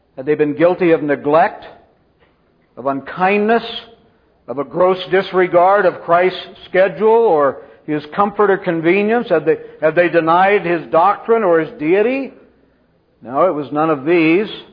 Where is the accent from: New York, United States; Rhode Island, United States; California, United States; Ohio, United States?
California, United States; Central; I grew up in Central California in an Arminian Baptist dispensational church